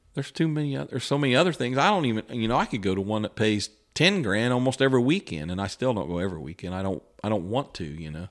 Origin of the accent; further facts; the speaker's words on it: West Lafayette, Indiana, United States; I was from West Lafayette